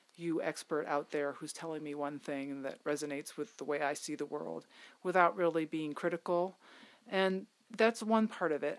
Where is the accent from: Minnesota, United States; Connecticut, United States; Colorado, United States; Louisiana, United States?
Connecticut, United States; my home state